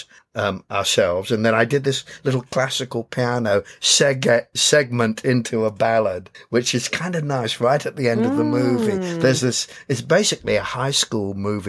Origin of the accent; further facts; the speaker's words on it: England, United Kingdom; moved away as an adult; now in Los Angeles, United States; I got from England to Los Angeles back in September